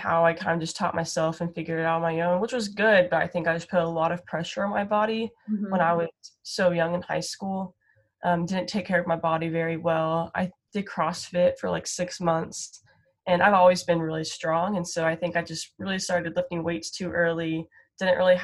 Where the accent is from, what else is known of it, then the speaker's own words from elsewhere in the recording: Frisco, Texas, United States; I grew up in Frisco